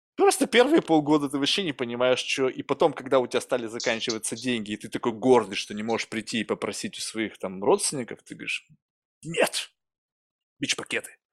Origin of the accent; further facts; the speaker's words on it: Russia; moved away; also born or lived in California; я вырос в России